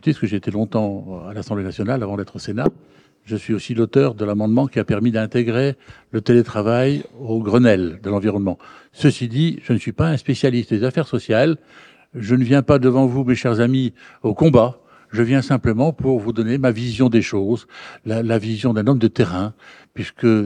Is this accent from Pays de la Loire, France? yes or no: no; Hauts-de-France, France; Je viens du Nord, je suis pas loin de Dunkerque.